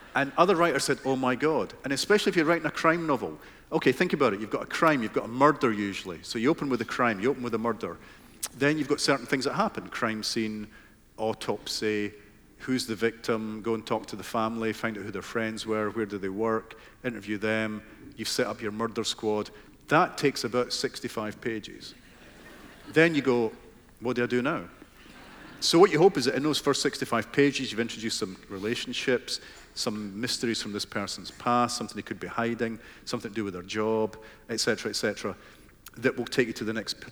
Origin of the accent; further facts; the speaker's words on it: Fife, Scotland, United Kingdom; where I grew up in Fife